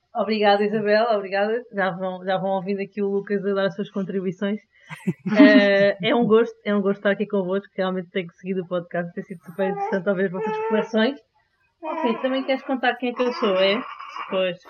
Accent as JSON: {"language": "Portuguese", "region": "Lisbon", "country": "Portugal", "tie": "born or raised there", "also_born_or_lived": "Singapore / Belgium", "said": "nasci cresci em Lisboa e estou em Lisboa"}